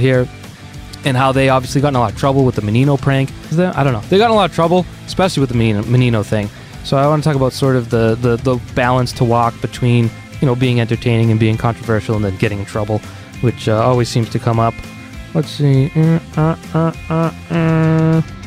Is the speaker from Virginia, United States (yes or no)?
no; Boston, Massachusetts, United States; I'm from Boston